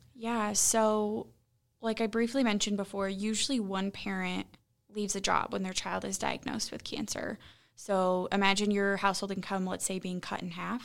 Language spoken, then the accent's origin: English; Columbus, Nebraska, United States; moved away as an adult; also born or lived in Lincoln, Nebraska; now in Omaha, United States; I, born and raised in Columbus